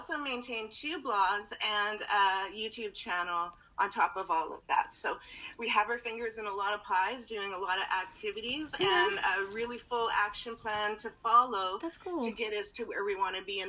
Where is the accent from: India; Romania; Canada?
Canada; also born or lived in British Columbia, Canada; I'm from Canada. I live in BC, Canada, which is, you know, above Utah, Idaho, Washington area, the States, for those of you who aren't aware. And we live in the south central area of that.